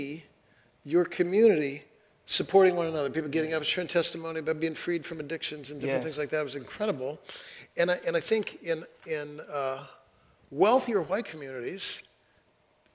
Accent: Fresno, California, United States; now in Seattle, United States; I grew up in Fresno, California, and in the middle of the city

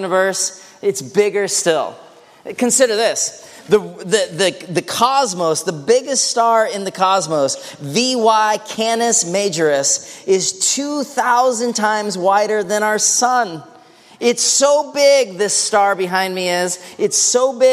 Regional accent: northern British Columbia, Canada; now in Seattle, United States; I grew up fishing in northern British Columbia

